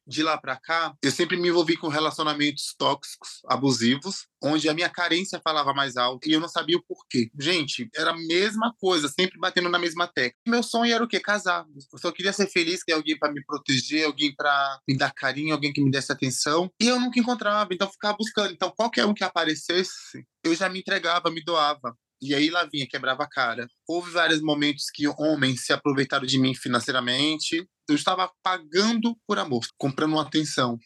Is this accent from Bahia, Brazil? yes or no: yes; interior of Bahia, Brazil; born or raised there; also born or lived in Aracaju, Sergipe